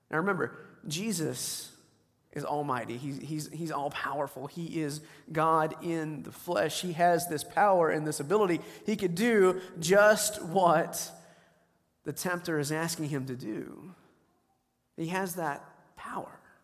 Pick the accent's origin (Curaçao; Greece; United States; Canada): United States; the South; I grew up in the South.